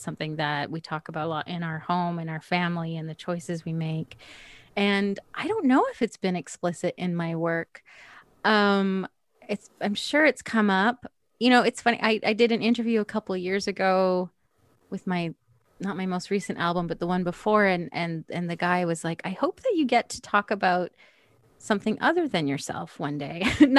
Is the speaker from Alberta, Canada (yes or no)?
yes; Edmonton, Alberta, Canada; moved away as an adult; also born or lived in British Columbia; now in Toronto, Canada; I grew up in Edmonton. That's where I'm from. Then I lived in BC for 17 years, and I've been here for 7 years.